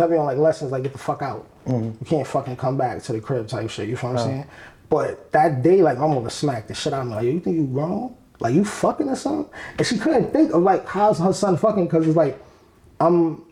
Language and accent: English; New York City, New York, United States; also born or lived in Harlem; I'm from the Bronx.